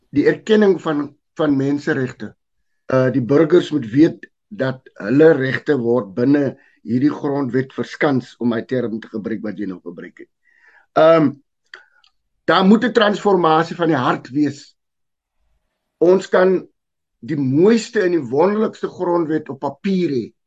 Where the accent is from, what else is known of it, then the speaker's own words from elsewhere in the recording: South Africa; ek is gebore in die land, ek is deel van Afrika ek is deel van Suid-Afrika